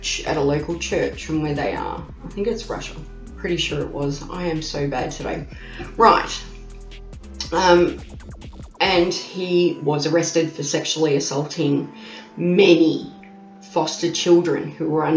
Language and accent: English; Australia; accent: Bogan; I am an Aussie. You can hear that Aussie accent. I have what they call the Bogan accent